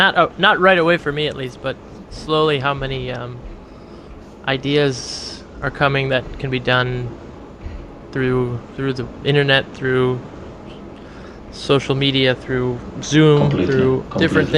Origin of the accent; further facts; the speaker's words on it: Cleveland, Ohio, United States; moved away; some of them live in Cleveland, my hometown